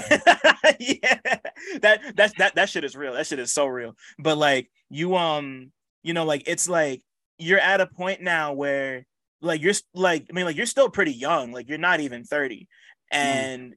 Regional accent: New Jersey, United States; I'm from Jersey

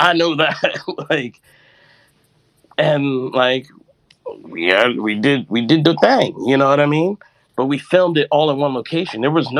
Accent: Jamaica; Like, I'm also Jamaican.

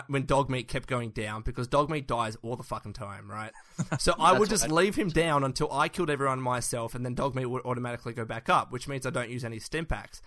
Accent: Australia; we're from Australia

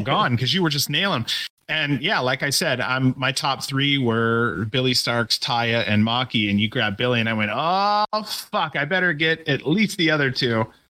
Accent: Ohio, United States; moved away; I'm from Ohio originally

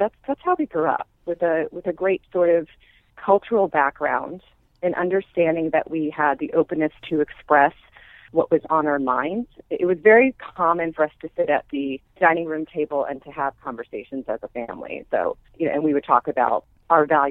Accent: Maryland, United States; now in New York, United States; I grew up in Maryland in a community that's centered right between Washington, D.C. and Baltimore

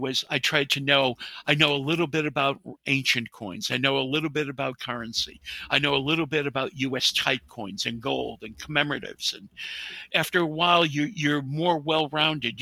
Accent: New England, United States; moved away; I was originally from New England

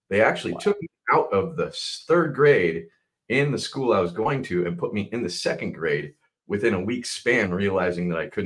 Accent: West Coast, United States; also born or lived in Chicago, United States / Minnesota, United States / Seattle, United States; I was born in Chicago and then quickly moved to Minnesota. And I did first three years of school in Minnesota, so third grade. And then I moved out to the West Coast, and I've been on the West Coast pretty much ever since

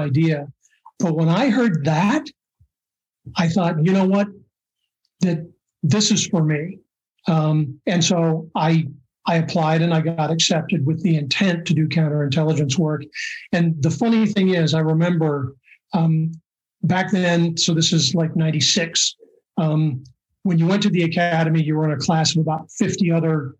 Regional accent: Seattle, Washington, United States; I grew up in Seattle

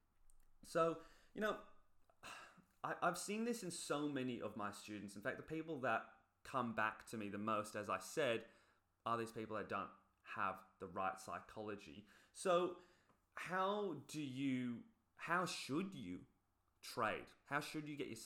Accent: England, United Kingdom; moved away; I come from England originally. Look at my people

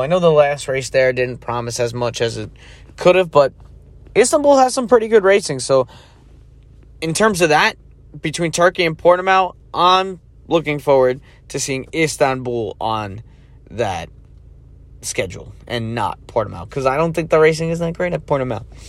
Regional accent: United States; as an American

